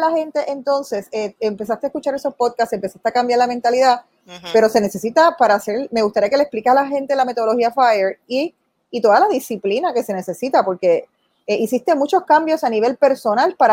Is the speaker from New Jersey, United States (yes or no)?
yes; New Jersey, United States; moved away as an adult; now in Florida, United States; Y yo nací en New Jersey.